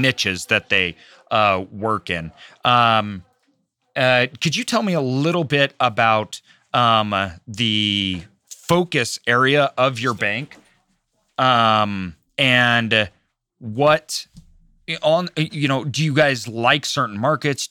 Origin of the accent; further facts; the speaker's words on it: Idaho, United States; I'm from Idaho